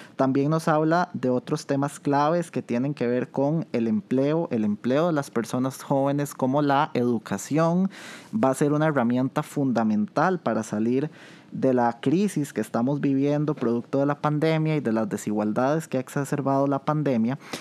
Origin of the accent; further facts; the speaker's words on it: Costa Rica; ese amor que tenemos como costarricenses